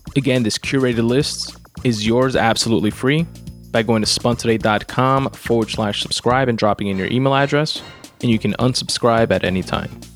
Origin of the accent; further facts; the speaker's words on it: United States; being American and being here in the U S